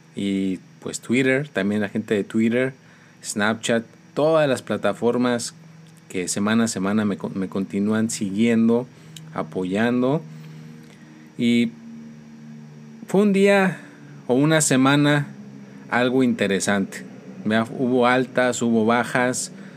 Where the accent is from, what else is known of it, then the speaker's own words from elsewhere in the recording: Mexico; soy mexicano